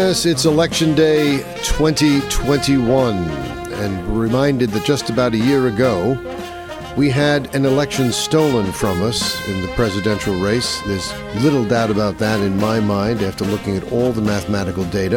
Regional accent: New York, United States; my home state of New York

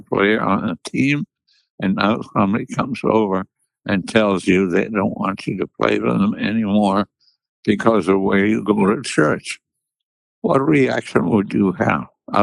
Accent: Munich, Bavaria, Germany; I was born in Munich, Bavaria, which is in the south of Germany

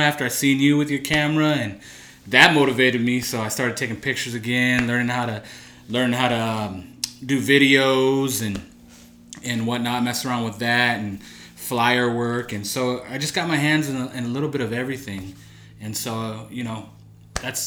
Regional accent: Santa Cruz, California, United States; I'm from Santa Cruz

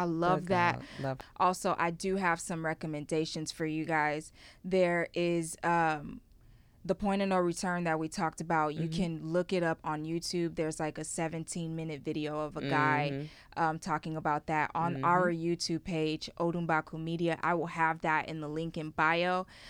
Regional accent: Houston, Texas, United States; You know, I'm from Houston.

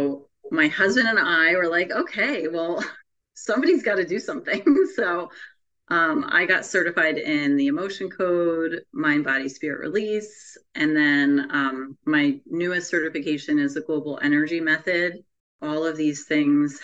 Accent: New Jersey, United States; I am from New Jersey

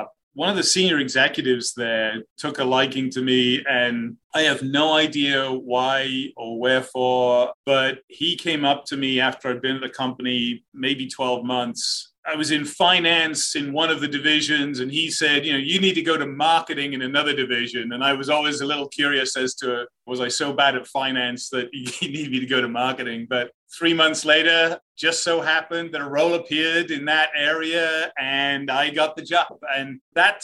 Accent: Cardiff, Wales, United Kingdom; moved away as an adult; now in United States; I grew up in the UK, the capital of Wales, Cardiff.

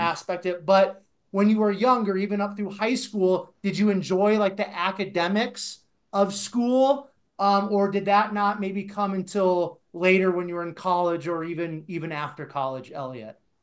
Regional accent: Iowa, United States; now in Colorado, United States; I actually grew up in Iowa in a very small town

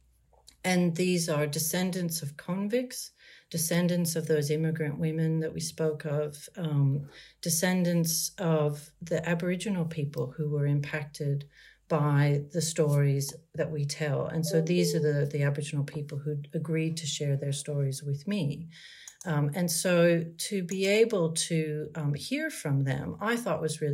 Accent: United States; moved away as an adult; also born or lived in Maryland / Australia; now in Sydney, Australia; being born and raised in America and then living many decades now in Australia

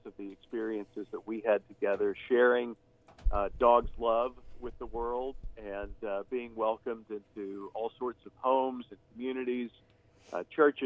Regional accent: Texas, United States; moved away; I'm from Texas and lived in Texas for quite a while

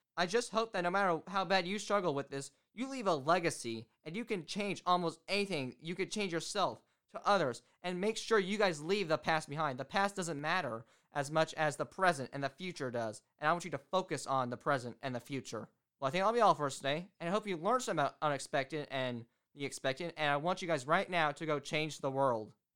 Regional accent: Indiana, United States; also born or lived in Florida; I'm from Indiana

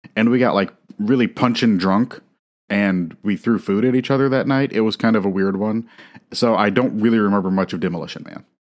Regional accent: Midwest, United States; as a Midwesterner

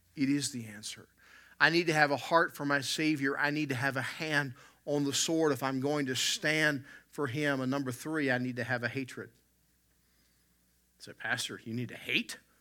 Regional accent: the South, United States; growing up in the South

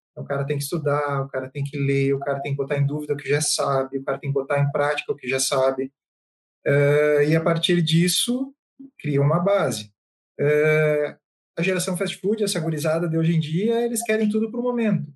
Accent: Santa Maria, Rio Grande do Sul, Brazil; moved away as an adult; now in Jaraguá do Sul, Brazil; eu nasci em Santa Maria, mas há, há uns sete anos atrás eu me mudei para Santa Catarina. Agora eu moro em Jaraguá do Sul

